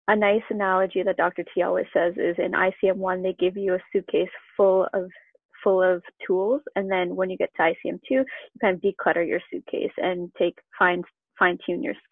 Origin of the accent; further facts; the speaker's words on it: Canada; I grew up in Canada and I went to University of Guelph.